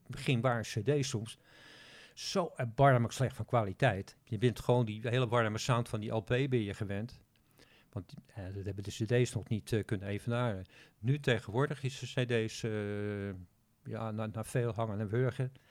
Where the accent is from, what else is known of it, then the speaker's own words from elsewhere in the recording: Netherlands; als Nederlander